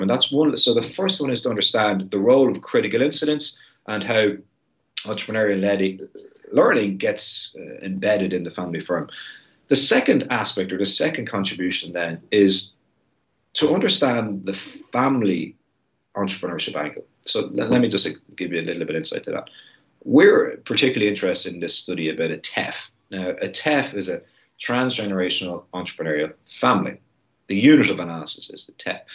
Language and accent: English; Ireland; my country and the heritage and the ethnicity of Irish people